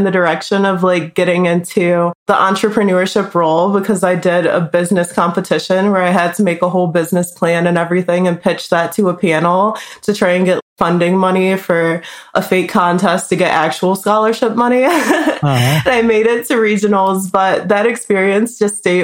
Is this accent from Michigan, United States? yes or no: yes; Detroit, Michigan, United States; now in Las Vegas, United States; I'm from Detroit, Michigan. I'm living in Las Vegas right now.